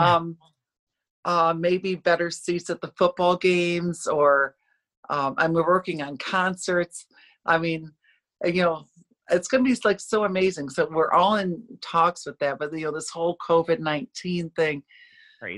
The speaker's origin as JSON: {"language": "English", "region": "upstate New York", "country": "United States", "tie": "born or raised there", "moved": "as an adult", "lives_now": "Orlando, United States", "said": "I grew up in upstate New York"}